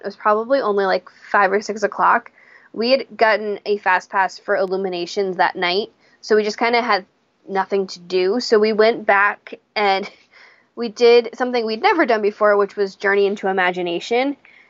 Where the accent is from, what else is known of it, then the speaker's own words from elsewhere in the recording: Japan; born there; I was born in Japan